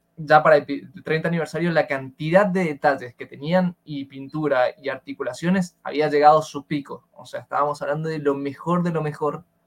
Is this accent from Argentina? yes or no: yes; Argentina; estamos los pobres ah, argentinos